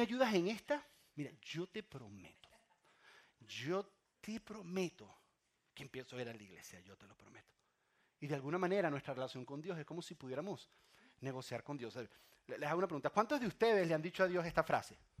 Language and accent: Spanish; Venezuela; moved away; yo soy de Venezuela